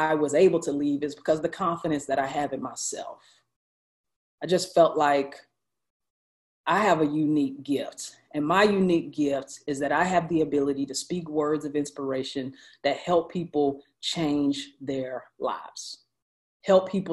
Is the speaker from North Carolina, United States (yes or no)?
yes; High Point, North Carolina, United States; my hometown of High Point, North Carolina